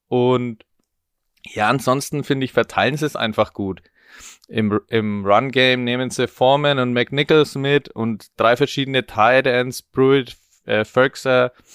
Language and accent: German; Franconia, Bavaria, Germany; als gebürtiger Franke